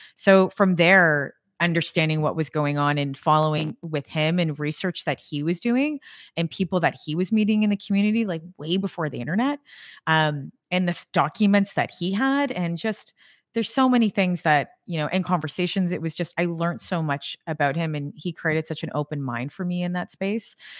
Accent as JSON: {"language": "English", "country": "Canada", "said": "I'm Canadian"}